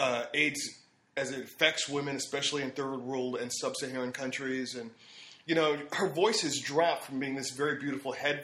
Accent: D.C., Maryland, United States; moved away as an adult; also born or lived in Washington, D.C. / Boston; now in Los Angeles, United States; we were raised in Maryland

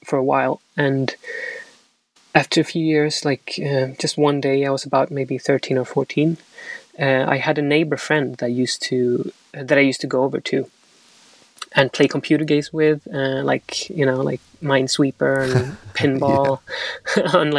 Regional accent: Sweden; also born or lived in Chile; now in London, United Kingdom; I was born in Chile, but I grew up in Sweden.

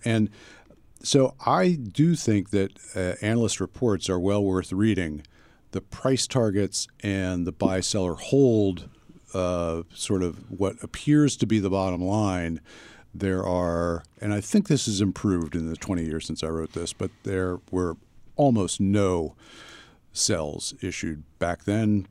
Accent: near King of Prussia, Pennsylvania, United States; moved away; I was at King of Prussia Mall uh, in, uh, in, or near my hometown

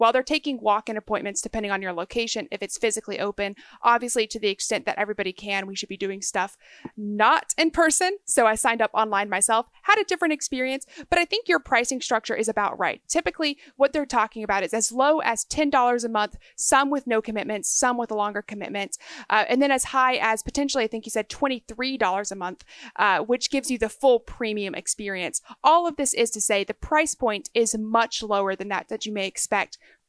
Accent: Texas, United States; the only recurring travel I have in the United States is back to where I grew up in Texas.

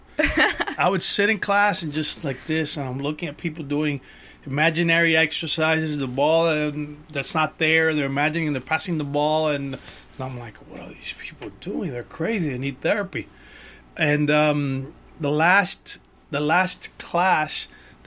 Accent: Miami, Florida, United States; now in Los Angeles, United States; I grew up in Miami, like you said. I was born and raised in Miami.

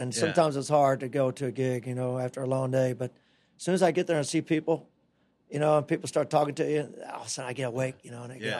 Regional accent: Florida, United States; It's just part of growing up in the Tampa Bay area, I think

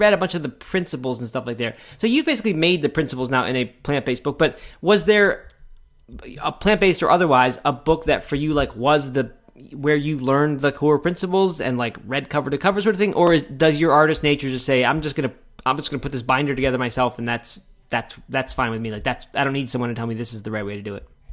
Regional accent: Bel Air, Maryland, United States; I grew up in Bel Air

